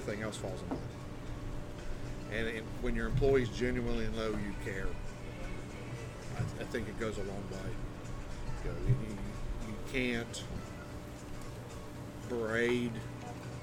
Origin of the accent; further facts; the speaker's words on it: Flatwoods, Kentucky, United States; born and raised in Flatwoods, Russell